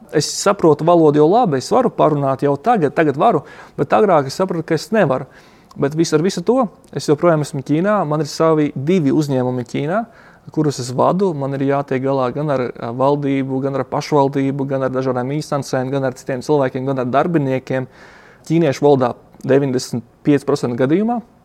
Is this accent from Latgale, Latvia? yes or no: yes; Ludza, Latgale, Latvia; moved away as an adult; now in China; pats uzaugu Ludzā